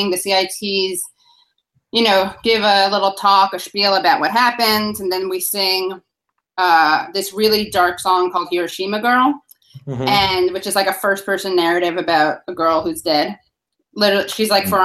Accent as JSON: {"language": "English", "town": "New York City", "region": "New York", "country": "United States", "tie": "born or raised there", "said": "when you're from New York City"}